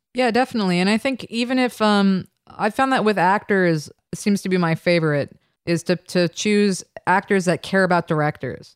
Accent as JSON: {"language": "English", "region": "New York", "country": "United States", "also_born_or_lived": "London / Ann Arbor, Michigan", "said": "I'm from New York"}